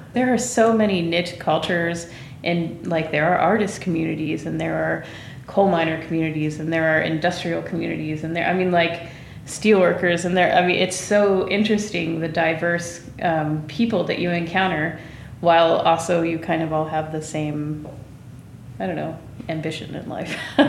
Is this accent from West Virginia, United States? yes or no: yes; West Virginia, United States; moved away as an adult; I'm originally from West Virginia, born and raised here. My family has been here since the 1700s.